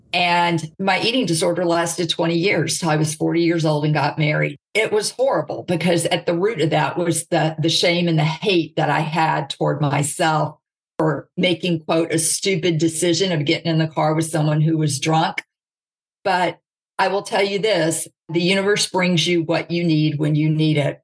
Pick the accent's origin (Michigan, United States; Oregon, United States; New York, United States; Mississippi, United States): Mississippi, United States; Jackson; I was raised in the South. Okay. So you've got the Bible Belt, Jackson, Mississippi